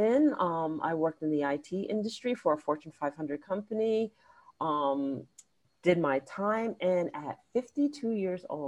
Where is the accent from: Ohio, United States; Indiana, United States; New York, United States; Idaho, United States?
New York, United States; New York City; growing up in Queens, New York, a New Yorker through and through